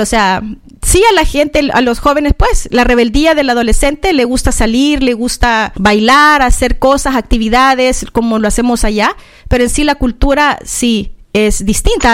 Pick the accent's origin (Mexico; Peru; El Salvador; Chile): El Salvador; San Salvador; now in Australia; yo nací en en la ciudad de San Salvador, en El Salvador, en Centroamérica